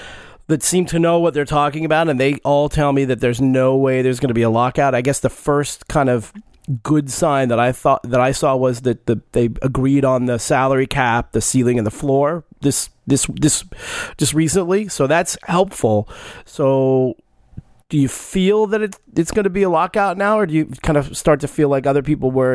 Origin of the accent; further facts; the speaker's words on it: Los Angeles, California, United States; was born and raised on the West Coast